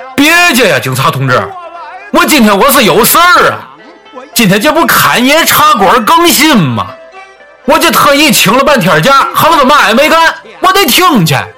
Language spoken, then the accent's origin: Chinese; Tianjin, China; 老九跟我一样都是天津的